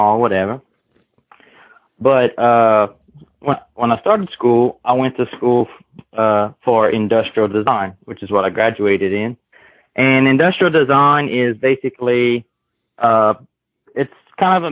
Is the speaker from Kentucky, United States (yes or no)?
no; Kaplan, Louisiana, United States; I'm born and raised in Kaplan, Louisiana, which is South Louisiana